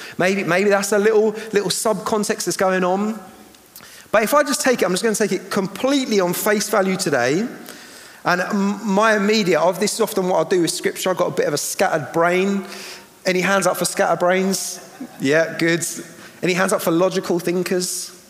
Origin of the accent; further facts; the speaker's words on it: Eastbourne, South East England, United Kingdom; I'm from Eastbourne.